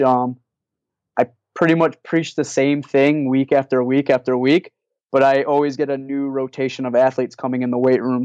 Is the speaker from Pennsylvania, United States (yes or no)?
no; Rochester, New York, United States; also born or lived in Plattsburgh, New York; I grew up in Rochester, which is in Western New York, in between Syracuse and Buffalo.